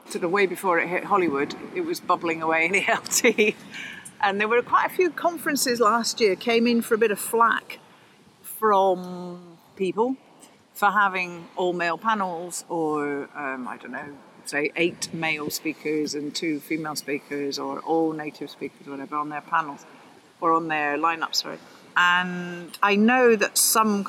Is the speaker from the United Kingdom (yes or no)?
yes; Glasgow, Scotland, United Kingdom; also born or lived in Spain; now in Oxford, United Kingdom; I'm from Glasgow originally